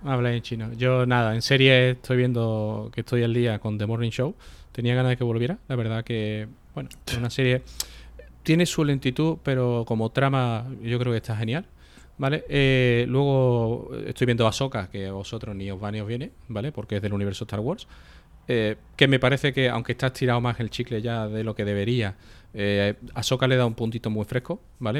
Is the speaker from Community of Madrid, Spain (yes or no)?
no; Seville, Andalusia, Spain; moved away as an adult; yo soy sevillano, ¿vale? Lo que pasa que yo, bueno, me fui de mi casa a los 18 y cuando vine ya no, ya no seguí viviendo en Sevilla